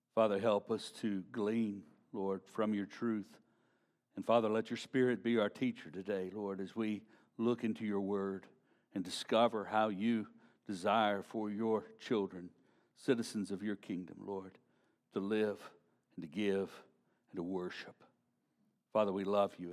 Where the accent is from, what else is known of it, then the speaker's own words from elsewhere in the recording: Shreveport, Louisiana, United States; growing up in Shreveport, Louisiana